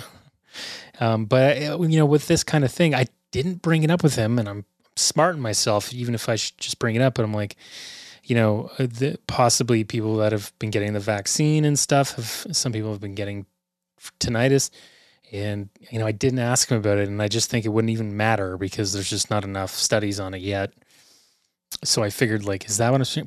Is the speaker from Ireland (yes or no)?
no; Canada; We are the Canadian content